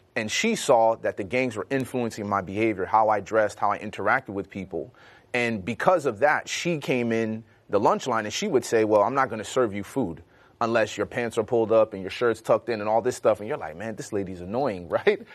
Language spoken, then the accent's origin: English; Chicago, Illinois, United States; growing up in Chicago